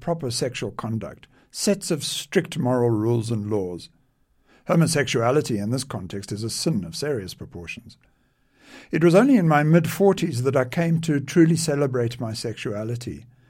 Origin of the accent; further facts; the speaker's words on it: South Africa; I was born in South Africa